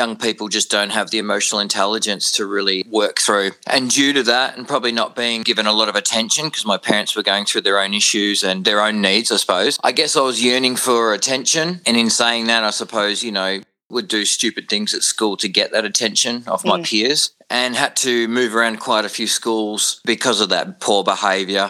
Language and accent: English; Warragul, Victoria, Australia; moved away as an adult; also born or lived in Noble Park, Victoria; now in Adelaide, Australia; I was born in Noble Park in Victoria, which is a southeast suburb, and we moved down to dairy farming community down in Gippsland, Victoria, specifically a place called Allenbank and Bullen, and then eventually settling in Warrigal, which is a farming town